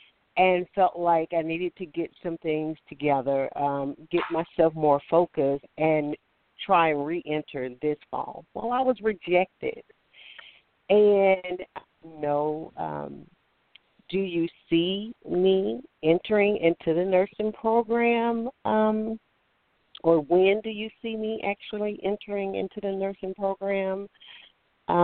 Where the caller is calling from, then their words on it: Alabama, United States; I'm calling from Alabama.